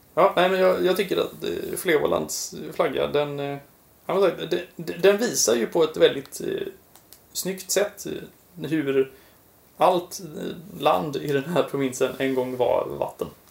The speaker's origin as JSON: {"language": "Swedish", "country": "Sweden", "said": "som varandes svensk och van vid den svenska nationalsymbolen"}